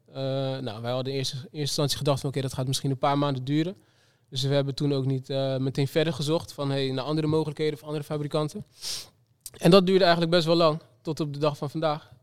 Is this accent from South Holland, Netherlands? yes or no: yes; Rotterdam, South Holland, Netherlands; Rotterdam, de stad waar ik vandaan kom. waar ik ben geboren en getogen.